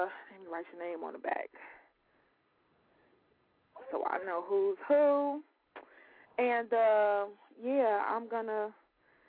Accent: Chicago, Illinois, United States; I'm from the West Side. I was born on the West Side

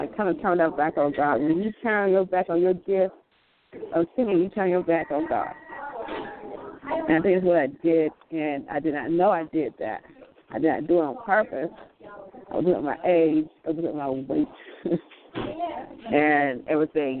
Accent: Florida, United States; I'm from Florida, actually

